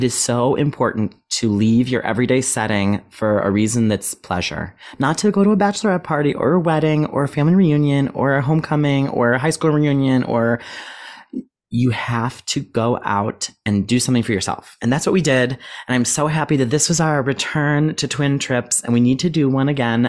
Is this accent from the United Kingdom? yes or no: yes; United Kingdom; accent: British; I fear that my British accent is worse post-London.